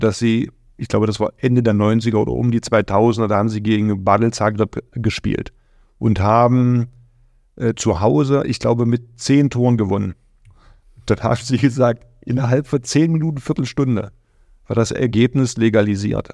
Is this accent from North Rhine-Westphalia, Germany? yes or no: no; Magdeburg, Saxony-Anhalt, Germany; moved away; für mich als Magdeburger Junge